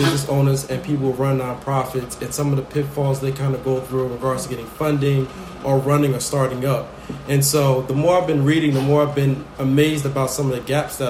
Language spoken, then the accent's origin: English; Newark, New Jersey, United States; I was born and raised in Newark, New Jersey, 1990.